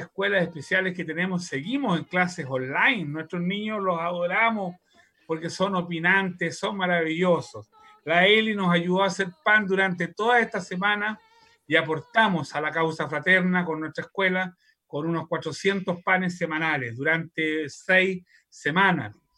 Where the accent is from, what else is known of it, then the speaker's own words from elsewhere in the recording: Santiago, Santiago Metropolitan Region, Chile; also born or lived in Spain; en Santiago, en los barrios en que nací